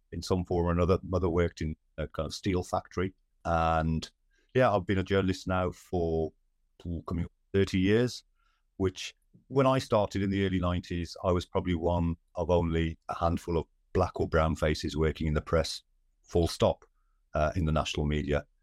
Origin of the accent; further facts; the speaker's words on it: Wolverhampton, West Midlands, United Kingdom; Born and brought up in Wolverhampton, in the West Midlands